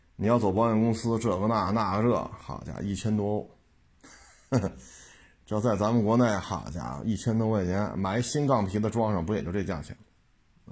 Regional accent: China; 咱们都是中国人嘛

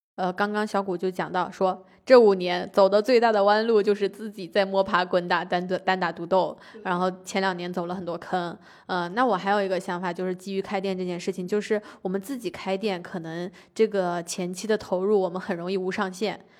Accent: Anhui, China; moved away; 我老家也属于安徽小县城

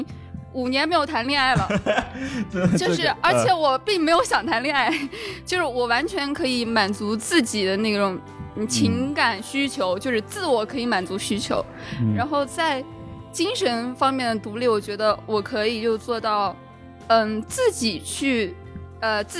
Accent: Taiyuan, Shanxi, China; 我在太原出生的时候，

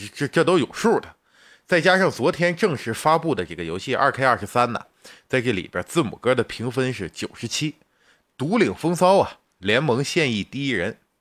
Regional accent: China; 咱们是中国人

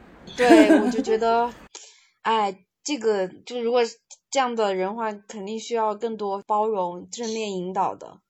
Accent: Meishan, Sichuan, China; now in Chengdu, China; 我回老家了，我老家是在眉山这边

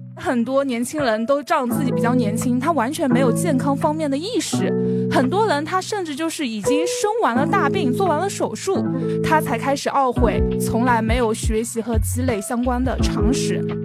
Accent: Jiangxi, China; now in Shanghai, China; 我是生活在上海的江西人，所以之前有人会吐槽我的普通话不好，我在努力的学我的普通话了。

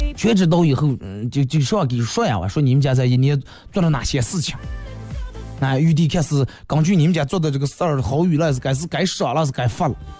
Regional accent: China; 我是中国人

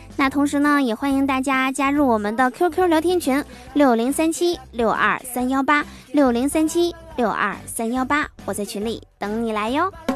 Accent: Northeast China, China; 都知道我是东北人

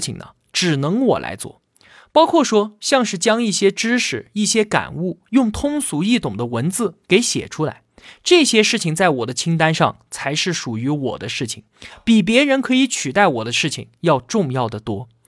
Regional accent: China; 我们中国人出于孝道，这个时候啊，就算是倾家荡产，也要延长那一点点生命。

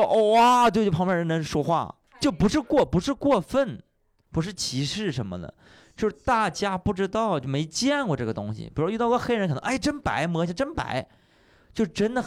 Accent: Panjin, Liaoning, China; 新家也在盘锦啊，也没出来。哼，三线的一个城市，我学英英语很晚很晚，跟这些城里的孩子比，那时候在农村嘛。

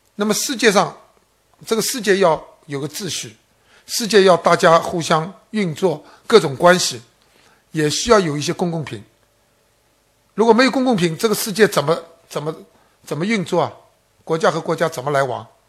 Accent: China; 我们中国人

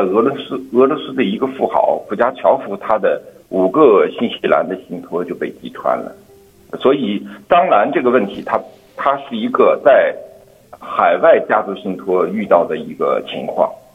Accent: China; 对于我们中国人来说

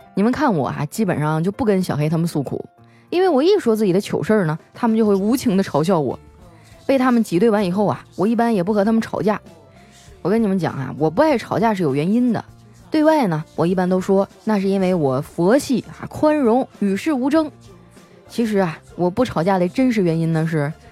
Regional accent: Northeast China, China; 我们东北人呢，都爱讨个吉利

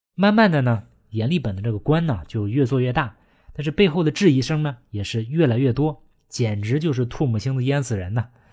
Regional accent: China; 我们中国人

